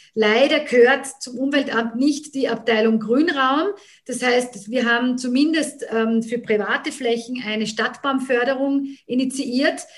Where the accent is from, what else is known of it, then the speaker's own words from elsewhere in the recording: Graz, Styria, Austria; ich bin gebürtige Grazerin und ähm, habe immer in Graz mit Unterbrechungen gelebt